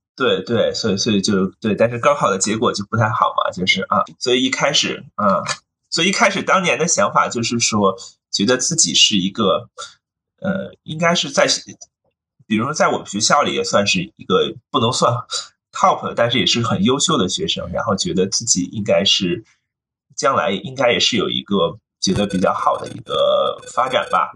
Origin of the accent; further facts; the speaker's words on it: near Renmin University of China, Beijing, China; also born or lived in Hong Kong; 我其实出生在一个比较简单的一个环境里，就是我出生在就是现在的就是，啊，中国人民大学这附近。然后当然那时候，其实我小时候，人民大学附近，那时候还没有现在这么繁华。那时候其实周围都是农田